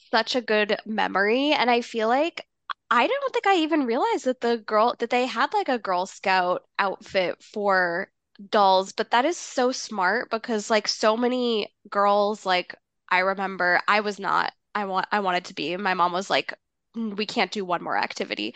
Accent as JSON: {"language": "English", "region": "Massachusetts", "country": "United States", "tie": "born or raised there", "said": "growing up in Massachusetts"}